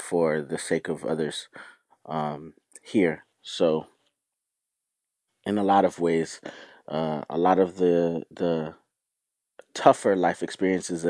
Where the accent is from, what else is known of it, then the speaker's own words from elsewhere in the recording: Florida, United States; also born or lived in New York / Trinidad and Tobago; I grew up in Florida, so in a lot of ways, a lot of Southern tendencies live inside of me. But I'm also from New York